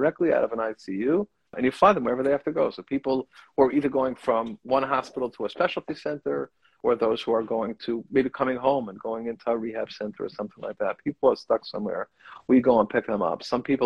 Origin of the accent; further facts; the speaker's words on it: Lakewood, New Jersey, United States; I was, I think, a kid at risk when I grew up in Lakewood